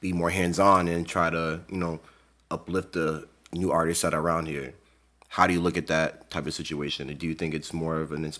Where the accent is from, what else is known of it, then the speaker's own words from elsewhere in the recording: Worcester, Massachusetts, United States; we're from Worcester